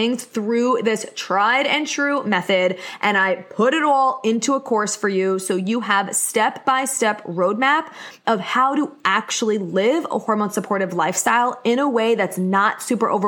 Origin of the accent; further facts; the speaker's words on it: Long Island, New York, United States; accent: thickest accent; I'm from Long Island, have the thickest accent on the planet